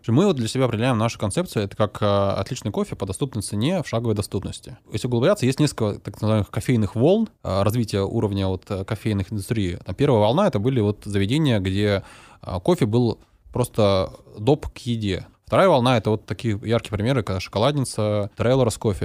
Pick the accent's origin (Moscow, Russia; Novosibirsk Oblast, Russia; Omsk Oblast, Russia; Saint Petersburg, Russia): Novosibirsk Oblast, Russia; Novosibirsk; нашем в родном городе Новосибирске